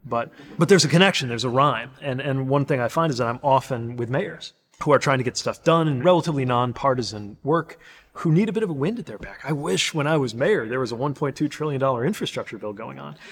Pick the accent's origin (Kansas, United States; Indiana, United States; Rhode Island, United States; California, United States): Indiana, United States; South Bend; I'm the mayor of my hometown